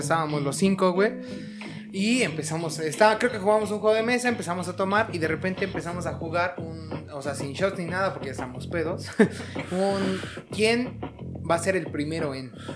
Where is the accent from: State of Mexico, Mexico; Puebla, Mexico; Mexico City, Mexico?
State of Mexico, Mexico; Zumpango; los que somos de Zumpango